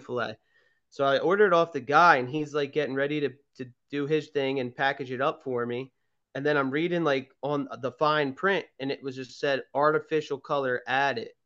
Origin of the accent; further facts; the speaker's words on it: Garnet Valley, Pennsylvania, United States; where I grew up in Garnet Valley